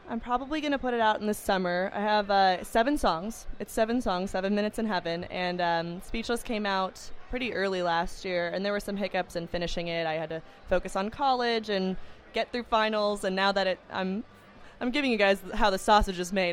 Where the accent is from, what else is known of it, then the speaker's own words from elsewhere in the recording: Los Angeles, California, United States; I grew up in Los Angeles